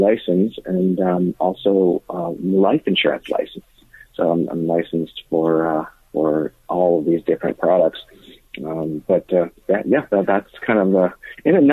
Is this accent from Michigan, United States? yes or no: yes; Michigan, United States; moved away as an adult; now in California, United States; I grew up in Michigan, so I'm a Michigander